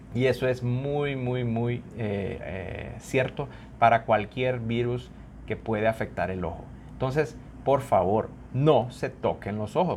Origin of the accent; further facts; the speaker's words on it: Honduras; uno como hondureño